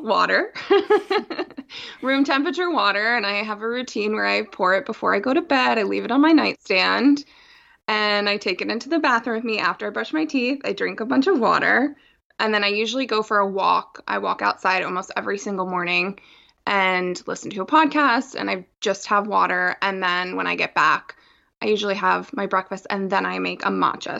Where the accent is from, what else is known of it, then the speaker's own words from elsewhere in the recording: outside of Philadelphia, Pennsylvania, United States; I grew up outside of Philadelphia